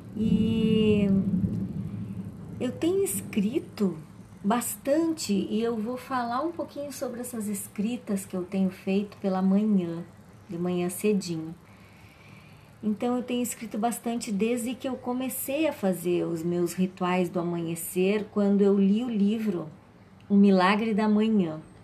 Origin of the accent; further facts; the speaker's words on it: Alegrete, Rio Grande do Sul, Brazil; a minha terra natal, que é Alegrete